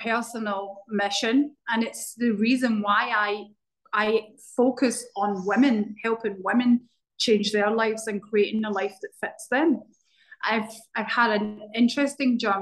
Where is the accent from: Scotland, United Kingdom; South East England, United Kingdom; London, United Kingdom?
Scotland, United Kingdom; Glasgow; now in Barbados; So I grew up in Scotland in a town called Glasgow